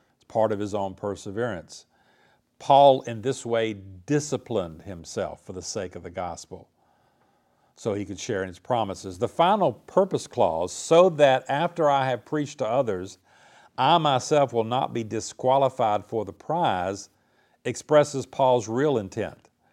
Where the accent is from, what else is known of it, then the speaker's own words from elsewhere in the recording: the South, United States; I grew up in the South in a Christian culture